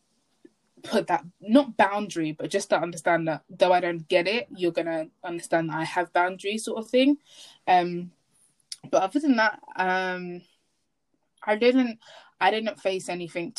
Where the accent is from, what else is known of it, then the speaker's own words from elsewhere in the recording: England, United Kingdom; I'm from England